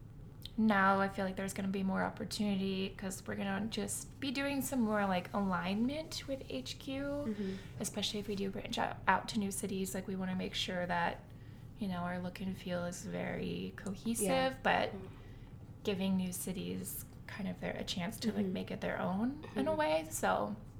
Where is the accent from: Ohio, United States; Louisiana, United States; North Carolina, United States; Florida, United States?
Ohio, United States; Columbus; moved away as an adult; now in Cleveland, United States; I am originally from Columbus